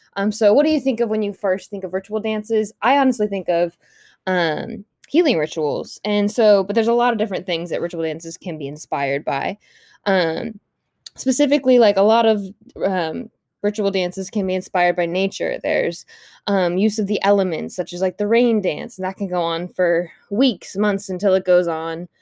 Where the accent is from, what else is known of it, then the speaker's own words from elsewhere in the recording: United States; as a white woman growing up in the United States